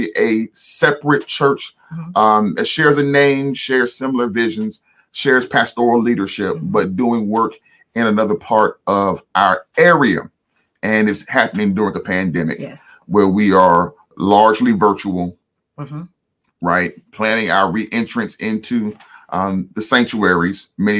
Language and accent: English; Washington, District of Columbia, United States; moved away as an adult; now in Augusta, United States; We're originally from Washington, D.C. We're D.C. babies